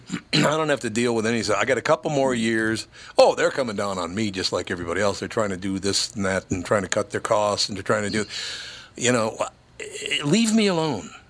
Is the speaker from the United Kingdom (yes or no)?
no; Minneapolis, Minnesota, United States; also born or lived in Grand Forks, North Dakota; that I grew up in North Minneapolis.